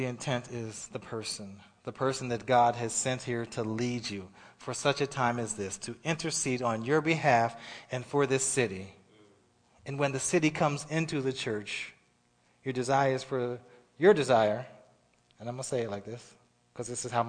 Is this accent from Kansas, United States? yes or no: no; Pennsylvania, United States; moved away; I'm from Pennsylvania